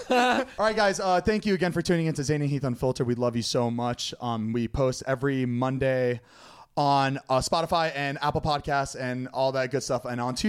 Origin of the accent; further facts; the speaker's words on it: Lebanon; moved away; I grew up in Lebanon, and Beirut was a city we went to all the time.